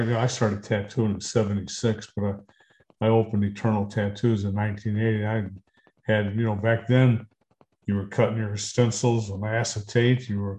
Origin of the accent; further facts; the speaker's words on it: Detroit, Michigan, United States; also born or lived in Georgia, United States / Texas, United States; I was born in Georgia. I was there until I was 6 years old. And my dad moved us up to Detroit. So most of my life's been in Detroit. I've lived in Texas, still have property in Texas, but, no, growing up was basically done right in Detroit.